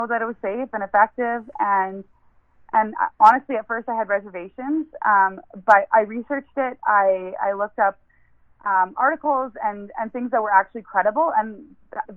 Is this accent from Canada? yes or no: yes; Niverville, Manitoba, Canada; I grew up in Niverville. My whole childhood was spent there. And southern Manitoba was my home.